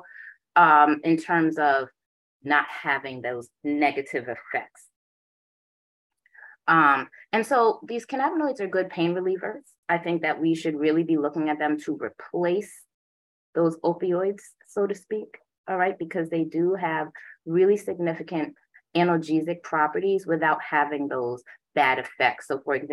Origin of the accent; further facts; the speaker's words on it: Jamaica; also born or lived in Boston; I am Jamaican. My father's a Rasta